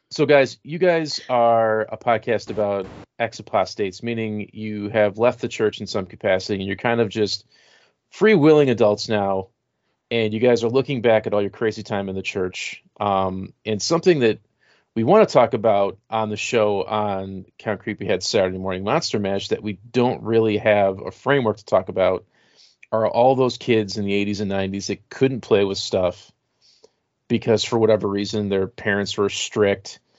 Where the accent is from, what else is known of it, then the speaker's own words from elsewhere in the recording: El Paso, Texas, United States; I'm 43 and I grew up in El Paso.